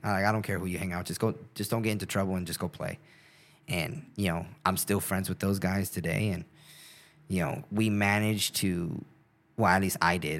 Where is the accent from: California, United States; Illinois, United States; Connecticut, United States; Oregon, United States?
California, United States; South Gate; I grew up in Southgate, California